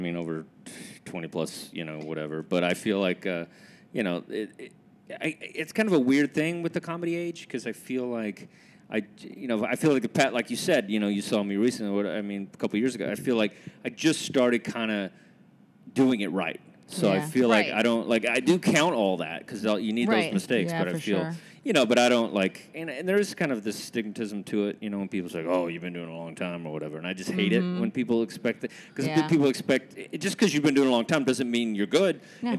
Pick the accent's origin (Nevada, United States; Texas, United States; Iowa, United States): Texas, United States; Kilgore; moved away as an adult; also born or lived in South America / Provo, Utah; now in New York, United States; I'm from Texas, Kilgore, Texas, Dallas, Fort Worth.